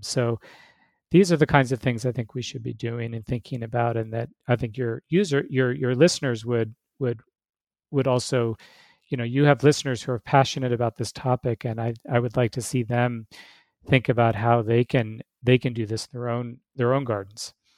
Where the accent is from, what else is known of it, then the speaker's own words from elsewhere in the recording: Alaska, United States; moved away as an adult; now in Arizona, United States; I grew up in Alaska where it's normal to eat, eat caribou and moose